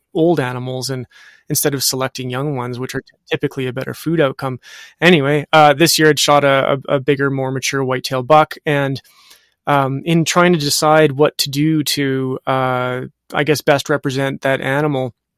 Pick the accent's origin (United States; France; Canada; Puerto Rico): Canada; Western Canada; I'm from Western Canada. I'm in Edmonton